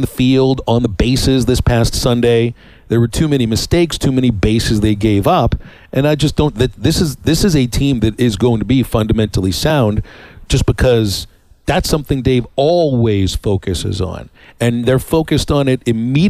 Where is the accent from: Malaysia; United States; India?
United States; Pittsburgh, Pennsylvania; growing up in Pittsburgh